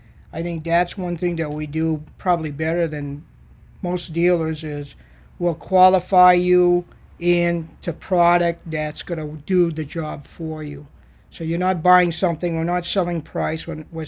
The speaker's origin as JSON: {"language": "English", "town": "Auburn", "region": "Maine", "country": "United States", "tie": "born or raised there", "said": "I actually grew up in Auburn."}